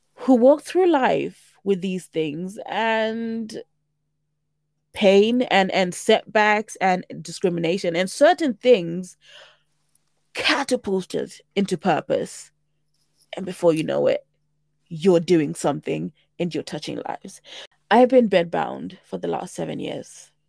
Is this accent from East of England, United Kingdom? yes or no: yes; St Albans, East of England, United Kingdom; also born or lived in Zimbabwe / South Africa; I am twenty-nine and I'm from Saint Albans. I am a proud African woman by way of Zimbabwe with South African heritage